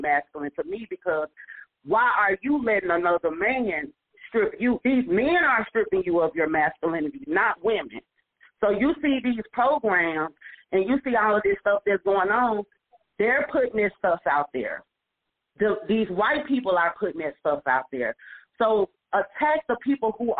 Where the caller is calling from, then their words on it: Arlington, Texas, United States; I'm calling from Arlington, Texas.